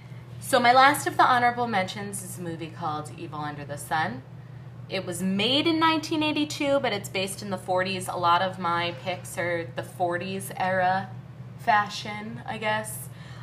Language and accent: English; New York City, New York, United States; born there; And I'm not just saying that because I was born in the West Village, okay?